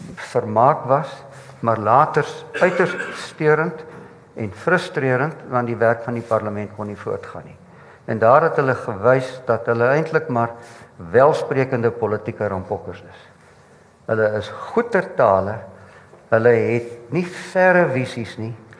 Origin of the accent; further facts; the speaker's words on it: Mpumalanga, South Africa; ek kom van Mpumalanga af